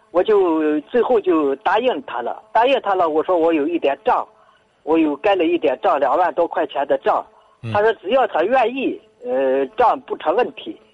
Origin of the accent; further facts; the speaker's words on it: Tianshui, Gansu, China; moved away; 我是甘肃人，嗯。甘肃天水的一个退休官人